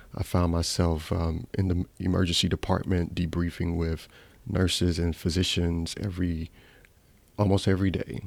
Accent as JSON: {"language": "English", "town": "Atlanta", "region": "Georgia", "country": "United States", "tie": "born or raised there", "also_born_or_lived": "Ghana", "said": "I was born in Ghana, lived there for seven years, came and immigrated to the United States, to Southwest Atlanta."}